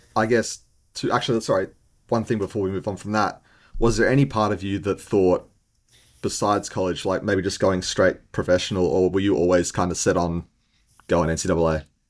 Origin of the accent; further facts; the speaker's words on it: Sydney, New South Wales, Australia; moved away as an adult; now in Tasmania, Australia; I'm from Sydney